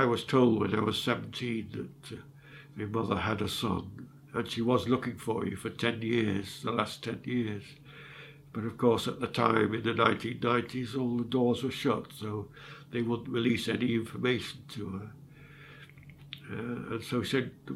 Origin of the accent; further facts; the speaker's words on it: Sheffield, Yorkshire and the Humber, United Kingdom; accent: northerner; also born or lived in London; I was born in London, in Islington, but I was adopted after 9 months and taken to Sheffield. This is where I get my accent from. I'm more northerner, really.